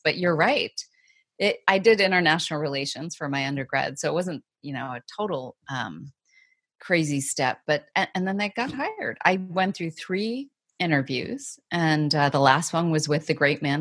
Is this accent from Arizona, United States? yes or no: yes; Arizona, United States; moved away; also born or lived in New York / Asia; I grew up in Arizona, kind of small town